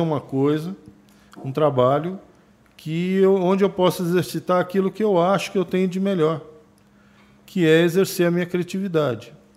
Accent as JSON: {"language": "Portuguese", "town": "Brasília", "region": "Federal District", "country": "Brazil", "tie": "born or raised there", "also_born_or_lived": "São Paulo", "said": "Meu pai era funcionário do Banco Brasil. Tá. Na época, em 1974, ele foi transferido para Brasília, né? E eu fui com 10 anos para lá e tô lá até hoje"}